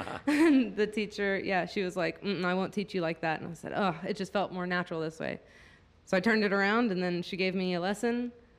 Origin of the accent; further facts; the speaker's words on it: Denton, Texas, United States; moved away as an adult; also born or lived in Austin, Texas; now in Kentucky, United States; …, which is a Grammy Award-winning polka band from Denton, Texas, my hometown